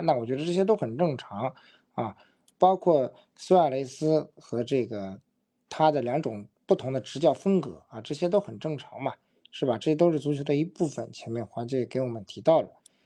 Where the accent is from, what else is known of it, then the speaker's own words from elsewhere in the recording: Shanghai, China; 就觉得我们上海人说方浩的这个突破好像有点一根筋了。